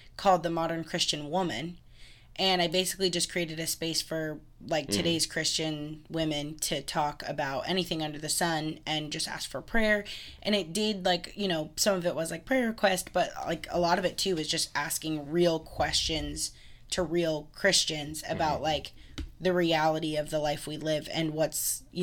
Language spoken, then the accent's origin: English; Florida, United States; I was raised alongside the beach in Florida